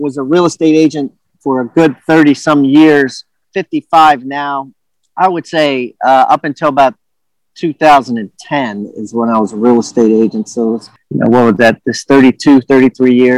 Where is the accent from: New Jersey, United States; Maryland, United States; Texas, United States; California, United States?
Maryland, United States; also born or lived in Washington, D.C.; I was born in Georgetown, Washington, D.C., and grew up in Maryland area